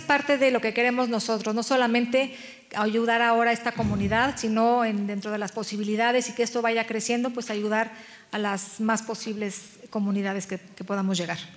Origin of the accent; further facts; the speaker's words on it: Mexico; nos definen como mexicanas